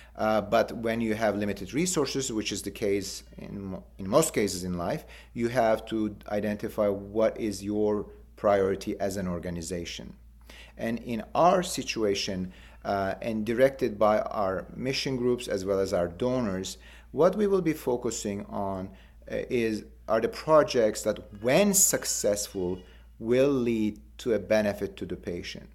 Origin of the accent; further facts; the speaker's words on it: Istanbul, Turkey; moved away as an adult; I was born in Istanbul and, and did my and completed my medical school in Istanbul